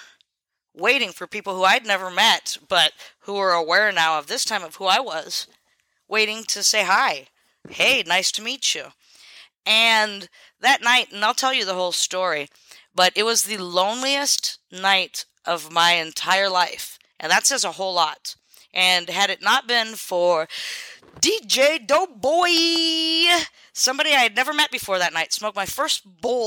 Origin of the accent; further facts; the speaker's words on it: Selah, Washington, United States; moved away; I would go into town where I grew up. I was expelled from Selah High School in Washington